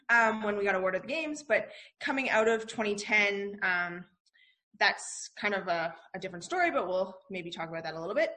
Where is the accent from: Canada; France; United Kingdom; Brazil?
Canada; Calgary, Alberta; born and raised in Calgary, um, which is in the province of Alberta in Canada, um, and grew up here.